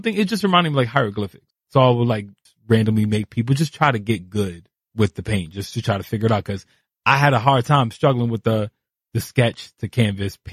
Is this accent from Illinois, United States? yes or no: no; New York City, New York, United States; also born or lived in Brooklyn; I was born in Harlem. I was raised in East Harlem until maybe I was like 14